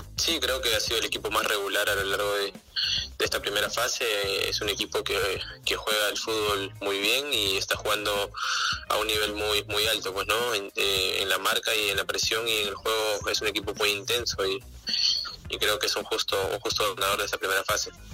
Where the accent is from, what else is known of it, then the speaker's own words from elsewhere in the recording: Pucusana, Lima, Peru; yo soy de Pusana.